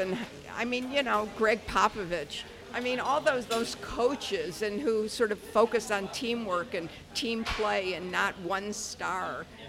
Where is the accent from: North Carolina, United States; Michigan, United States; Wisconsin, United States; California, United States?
Michigan, United States; Detroit; born or raised there